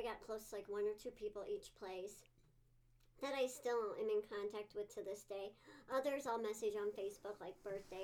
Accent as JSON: {"language": "English", "town": "Okoboji", "region": "Iowa", "country": "United States", "tie": "born or raised there", "also_born_or_lived": "New York City / Philadelphia / Atlanta / Phoenix", "moved": "as an adult", "said": "I was born in Iowa, grew up in Okoboji"}